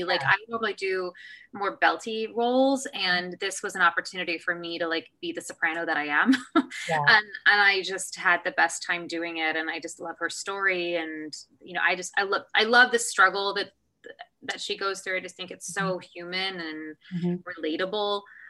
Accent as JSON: {"language": "English", "town": "Kansas City", "region": "Missouri", "country": "United States", "tie": "born or raised there", "said": "when we were actually in Kansas City, in my hometown. So I actually got to go on for Elizabeth in my hometown."}